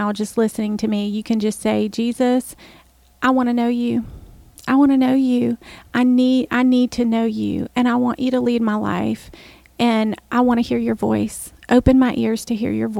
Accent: New Orleans, Louisiana, United States; I'm from New Orleans

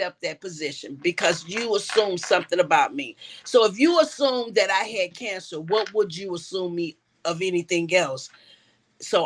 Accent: Chicago, Illinois, United States; moved away as an adult; now in Atlanta, United States; I'm originally from Chicago, Illinois

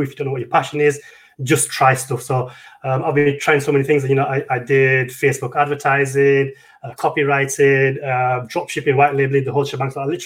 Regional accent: United Kingdom; I'm from the UK.

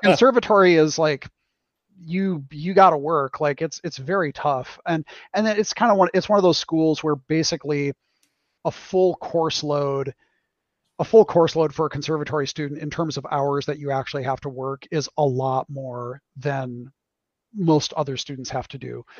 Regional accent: Wisconsin, United States; in the 80s, which is when I was growing up, um, finding people who played d&d in a mm-hmm. small town a small wisconsin town

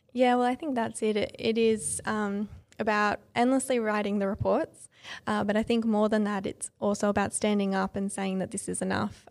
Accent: Sutherland Shire, New South Wales, Australia; also born or lived in Illawarra; I grew up in the Sutherland Shire, so it's also the Sutherland Shire area

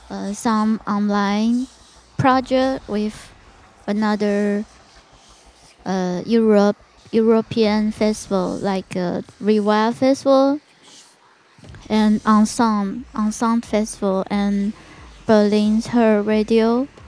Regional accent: Taiwan; English is a second language; because we are from Taiwan, and Taiwan is so many temples around the neighborhood, and I was uh, grew up by the temple.

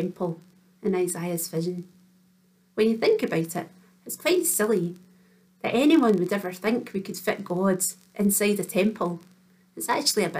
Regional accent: Kinross, Scotland, United Kingdom; Reverend Anne and I went to school together in Kinross

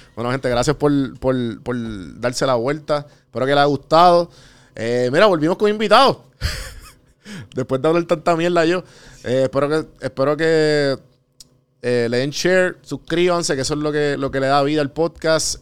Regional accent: Puerto Rico

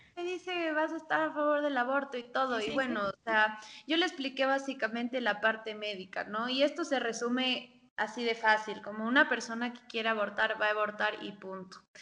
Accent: Ecuador

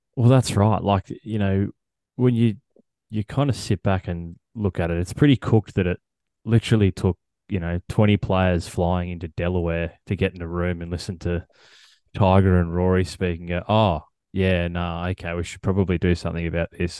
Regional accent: Australia; as an Australian golf fan

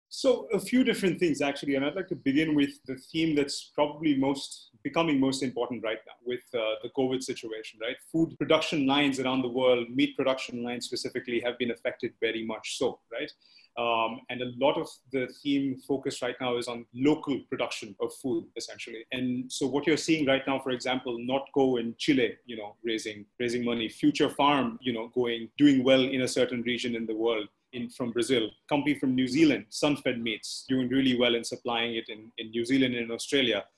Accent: India; being an Indian

